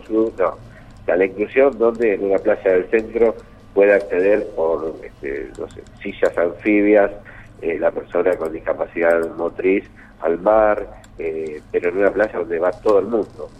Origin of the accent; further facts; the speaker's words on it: Salazar, Buenos Aires Province, Argentina; moved away; yo soy de un pueblo cerca de Pegojo, sí, sí, Salazar, y bueno, pertenece al partido de Deró